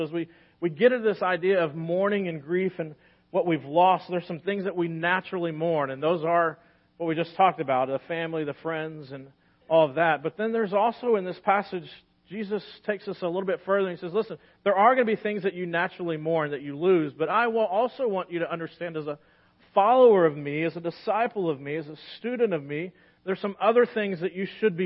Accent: United States; especially as American Christians

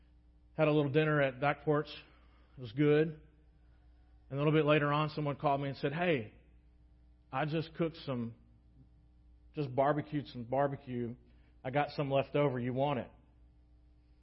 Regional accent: United States; especially as American Christians

